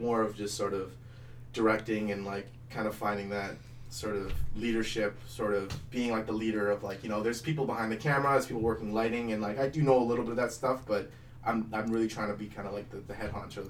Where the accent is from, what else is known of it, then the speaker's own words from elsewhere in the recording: Mississauga, Ontario, Canada; also born or lived in Oakville, Ontario; like eight until fourteen, we lived in Mississauga